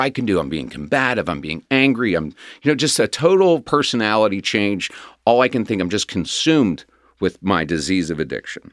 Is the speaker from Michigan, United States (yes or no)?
no; Cincinnati, Ohio, United States; also born or lived in Quantico, Virginia; I was pretty much raised here in Cincinnati.